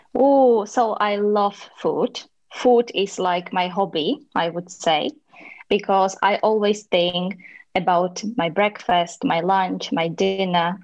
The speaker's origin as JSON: {"language": "English", "country": "Slovakia", "second_language": "English", "moved": "as an adult", "lives_now": "Brno, Czech Republic", "said": "I'm in Brno, but I'm uh, from Slovakia."}